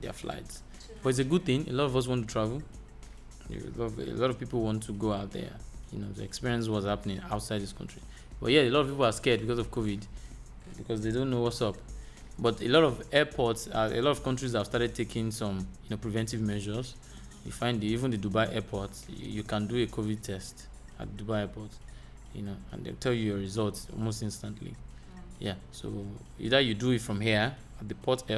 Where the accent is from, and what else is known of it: Nigeria